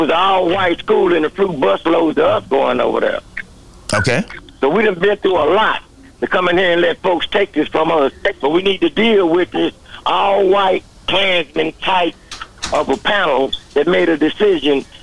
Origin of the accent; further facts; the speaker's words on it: Dallas, Texas, United States; well, I'm from Dallas. Let me put mm-hmm. it like that. Born and raised mm-hmm. in Dallas